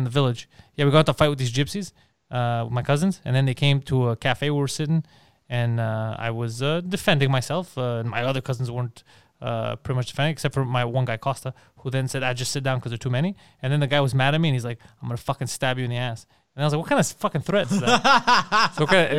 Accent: Montreal, Quebec, Canada; I'm not scared of this guy. I'm from Park X, and I was a long way from Park X.

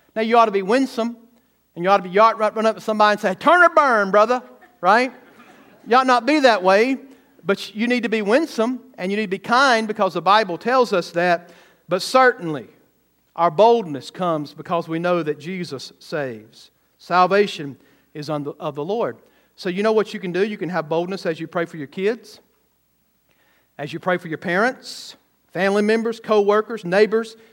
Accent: the South, United States; now in Missouri, United States; I grew up in the South

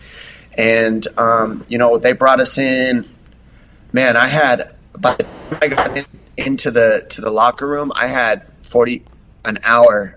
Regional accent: Tucson, Arizona, United States; moved away as an adult; now in San Diego, United States; I'm from Tucson, Arizona. My family's out there. That's where I was raised

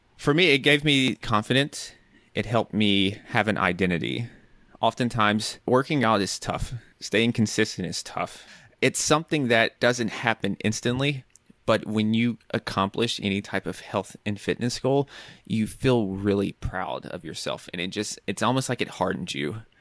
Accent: Nashville, Tennessee, United States; moved away as an adult; also born or lived in New York; I'm from Nashville, Tennessee, and so New York is quite different from Nashville.

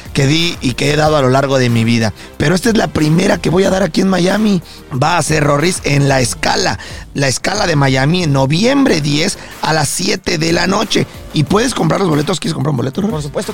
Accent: Mexico; now in United States; nosotros también somos personas que vivimos aquí en Estados Unidos y nos consideramos orgullosamente mexicanos

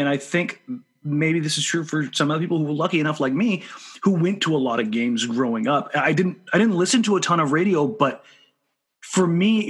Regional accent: Beaverton, Oregon, United States; also born or lived in Wilsonville, Oregon; I grew up in Beaverton and out here in Wilsonville.

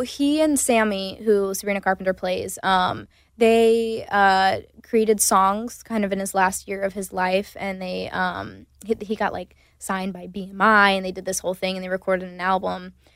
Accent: Myrtle Beach, South Carolina, United States; moved away; I also grew up in my hometown. We didn't have theater

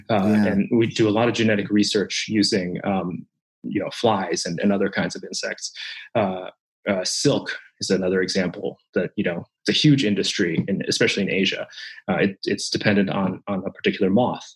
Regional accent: Japan; moved away; when I was a child uh, growing up in Japan. Um, so mm. I'm Japanese

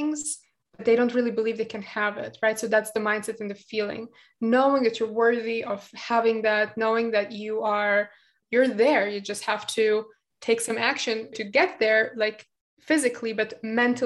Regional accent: Germany; English is a second language; also born or lived in Latvia; now in Israel; I was born in Latvia and it was like all sunshine and rainbows in my opinion, like my childhood. And then we moved to Germany

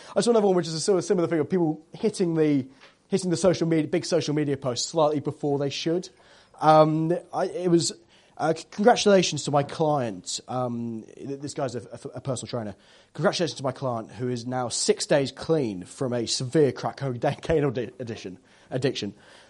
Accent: Tiverton, South West England, United Kingdom; I've moved home. I've moved home. I moved back home to my hometown in Devon, Tiverton.

